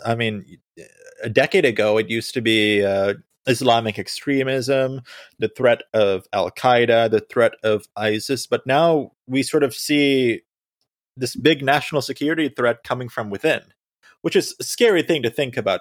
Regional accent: Sri Lanka; moved away; I was born in Sri Lanka

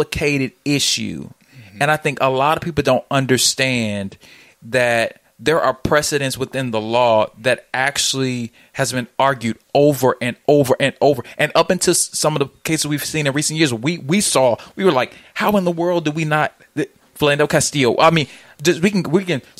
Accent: Jackson, Mississippi, United States; My mother has worked for the Jackson Police Department in my hometown for the last 15 years. Jackson. City of Soul.

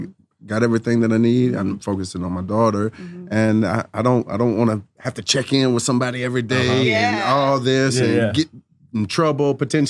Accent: Louisiana, United States; I'm from Louisiana.

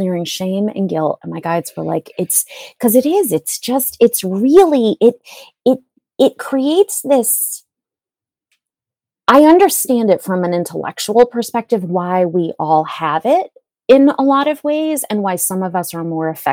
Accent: New England, United States; I was born in New England

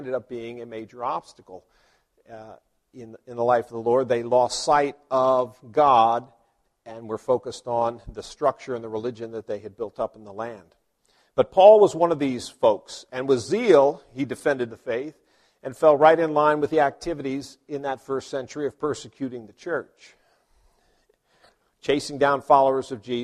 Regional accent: Virginia, United States; I grew up in Virginia, so we got a dose of that in Virginia history

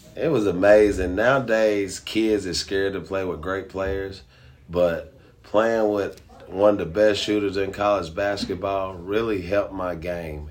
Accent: Tennessee, United States; I'm originally from Tennessee

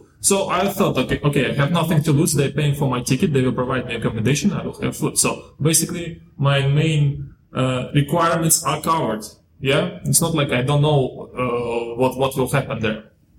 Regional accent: Moldova; now in Dubai, United Arab Emirates; And so I came from Moldova. I came to Dubai in 2011.

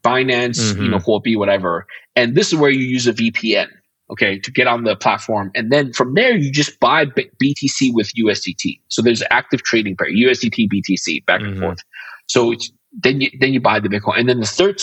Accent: Côte d’Ivoire; also born or lived in China; now in Las Vegas, United States; I was born in Africa, in the country called the Ivory Coast in West Africa

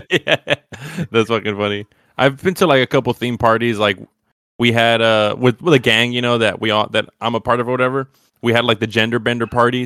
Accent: United States; I'm American

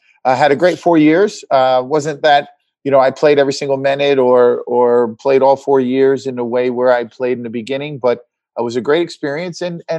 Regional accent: Newburgh, New York, United States; now in Atlanta, United States; I'm from New York, upstate New York near West Point. Newburgh, New York is the larger town where I grew up. It was a great area, had a lot of family relatives in Westchester County, mostly in White Plains, in and around that city.

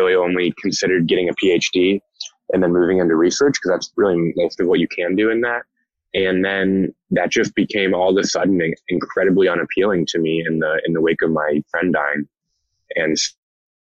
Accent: Indianapolis, Indiana, United States; moved away as an adult; also born or lived in West Lafayette, Indiana; now in Los Angeles, United States; I grew up in Indianapolis

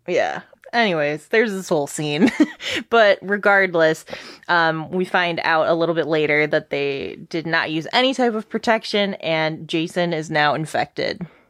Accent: Detroit, Michigan, United States; We're from Detroit

